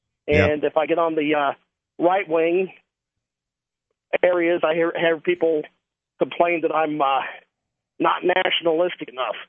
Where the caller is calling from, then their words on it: Tennessee, United States; I'm calling from Tennessee.